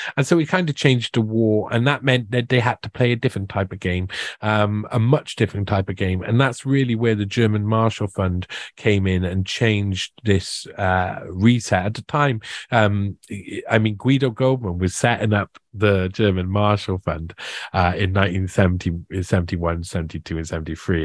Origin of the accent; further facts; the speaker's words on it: Wales, United Kingdom; also born or lived in South America; I'm Welsh and we've got our own identity